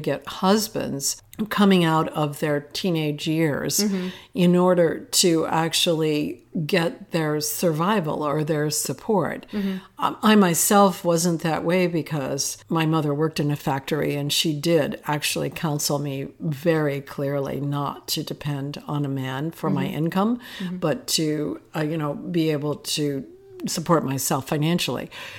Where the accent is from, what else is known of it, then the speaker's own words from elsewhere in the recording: Akron, Ohio, United States; growing up in North America, I grew up in a working class situation in Akron, Ohio.